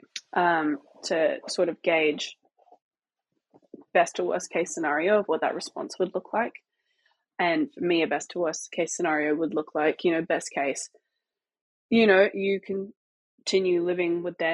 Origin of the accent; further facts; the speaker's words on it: Australia; moved away; also born or lived in Los Angeles; I grew up in Australia and then I moved to Los Angeles, which is exactly the same as my hometown